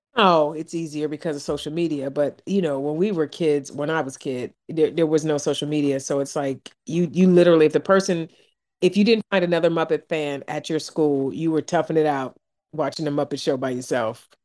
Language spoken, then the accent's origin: English; East Cleveland, Ohio, United States; moved away; I grew up in East Cleveland in Warrensville